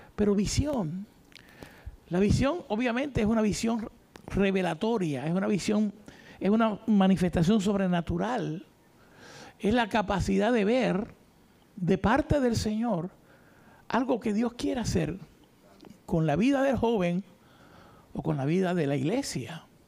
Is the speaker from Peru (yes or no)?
no; Isabela, Puerto Rico; Yo soy de Isabela, pertenecía a una iglesia en Isabela